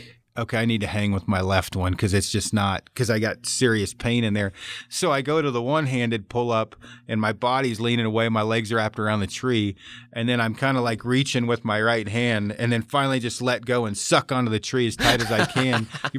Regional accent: Oregon, United States; Now, I'm from Oregon originally.

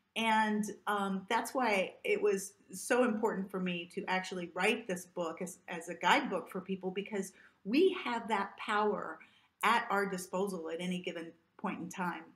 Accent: Southern Illinois, United States; I grew up in the Midwest in the United States, uh, in Southern Illinois

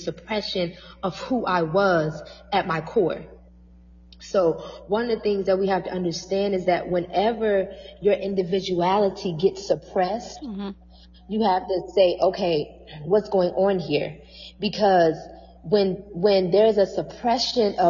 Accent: Toledo, Ohio, United States; moved away as an adult; also born or lived in New York City; my hometown, which is Toledo

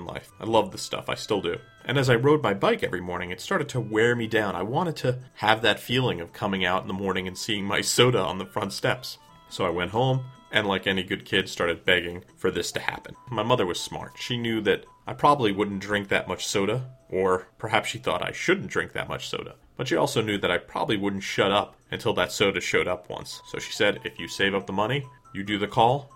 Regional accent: New York, United States; I grew up right outside of New York City

